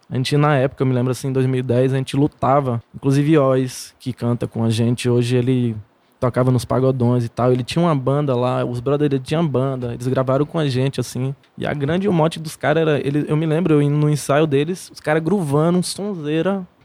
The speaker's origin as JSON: {"language": "Portuguese", "town": "Paulo Afonso", "region": "Bahia", "country": "Brazil", "lives_now": "Salvador, Brazil", "said": "Eu sou de Paulo Afonso, né?"}